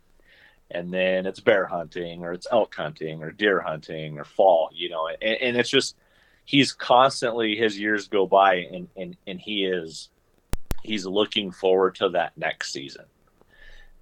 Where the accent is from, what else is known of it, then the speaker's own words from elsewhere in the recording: Nebraska, United States; I grew up in Shatter, Nebraska